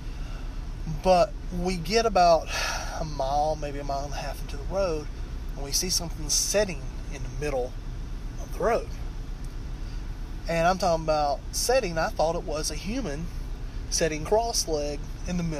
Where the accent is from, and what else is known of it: Virginia, United States; born or raised there